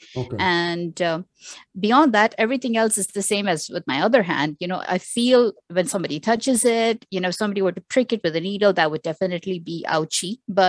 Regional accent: Pakistan; now in Sharjah, United Arab Emirates; I am a Pakistani who is living in the UAE, and I've lived in the UAE for, I would say, more than 25 years now. So the UAE is home, specifically Sharjah.

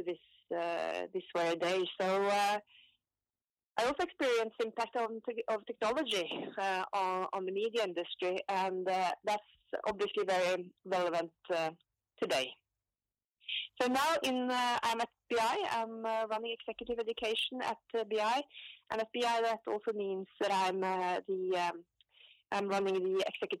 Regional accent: Oslo, Norway; also born or lived in London; So I was born in Oslo and grew up in my father's shoe shop.

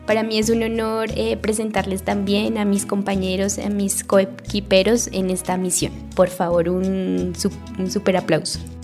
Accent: Ciénega, Boyacá, Colombia; Yo nací en Ciénega, crecí entre campos y casas de adobe

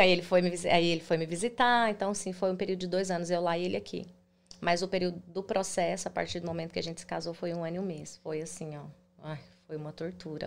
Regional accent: Goiânia, Goiás, Brazil; moved away as an adult; now in United States; Eu sou de Goiânia, Goiás

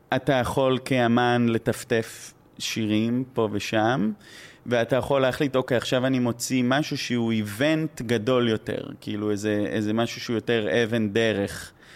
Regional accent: Israel; accent: Israeli; גרתי שם אה, כמה שנים, אבל זה עדיין מבטא מאוד, נראה לי, ישראלי

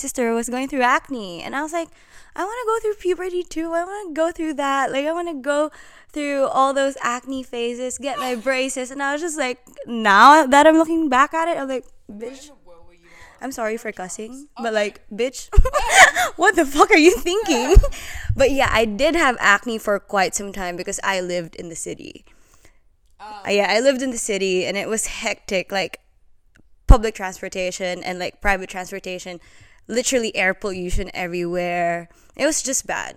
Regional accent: Philippines; moved away as an adult; now in Australia; I was born and raised in the Philippines. Now I'm here.

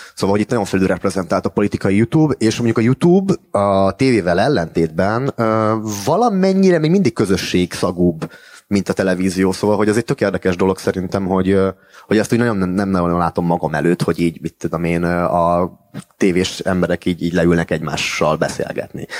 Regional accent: Miskolc, Borsod-Abaúj-Zemplén, Hungary; moved away as an adult; now in Budapest, Hungary; akivel együtt nőttünk fel uh, Miskolciában

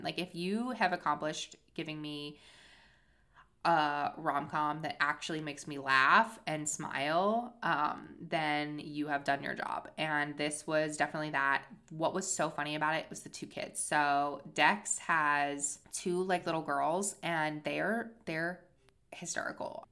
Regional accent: Cape Cod, Massachusetts, United States; my hometown

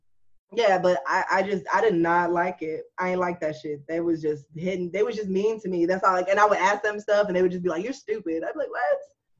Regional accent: Japan; also born or lived in Panama; I was raised in Japan, and then I was in Panama.

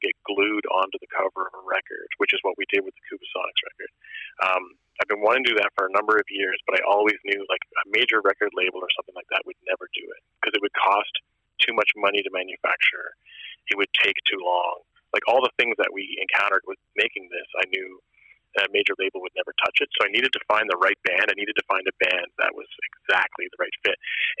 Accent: Nova Scotia, Canada; born there; also born or lived in Germany / Newfoundland; I was actually not born in Newfoundland. {S0} Really? {S3} I was born in Nova Scotia, but even I only ever spent 11 months there before I was like shipped off.

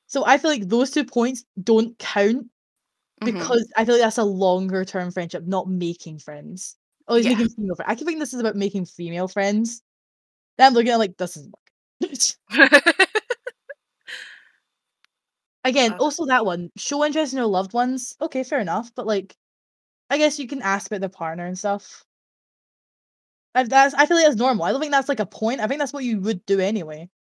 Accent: Scotland, United Kingdom; I am Scottish

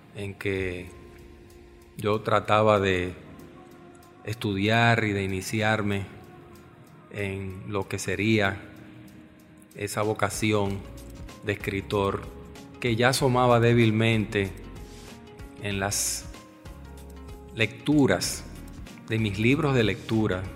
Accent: Santo Domingo, Distrito Nacional, Dominican Republic; Mis padres habían venido a vivir a Santo Domingo dos años antes de mi nacimiento

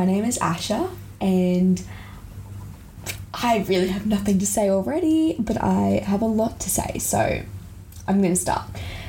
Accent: Australia; I grew up overseas, but I'm from Australia. I'm currently in year 11 in Australia, just to preface.

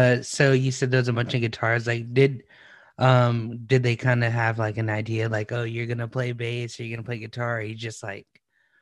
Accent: San Antonio, Texas, United States; no, I'm from the west side.

